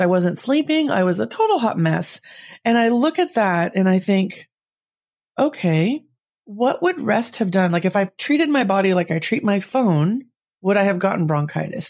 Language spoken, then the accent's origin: English; Southern California, United States; also born or lived in San Jose, California; I grew up in Southern California